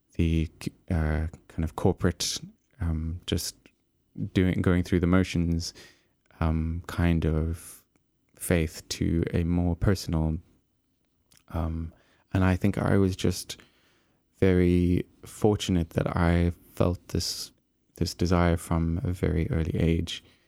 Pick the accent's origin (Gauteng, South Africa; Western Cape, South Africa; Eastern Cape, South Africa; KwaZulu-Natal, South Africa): Eastern Cape, South Africa; moved away as an adult; I was growing up sort of in the Eastern Cape, um, which is about a day's drive from Cape Town, and so I left my hometown